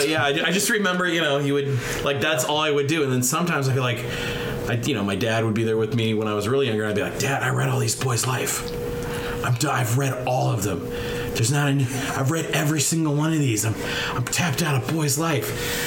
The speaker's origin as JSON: {"language": "English", "town": "Bellevue", "region": "Nebraska", "country": "United States", "tie": "born or raised there", "said": "I grew up, I would go to the barber shop. I grew up in Air Force, near the Air Force Base in Bellevue and stuff."}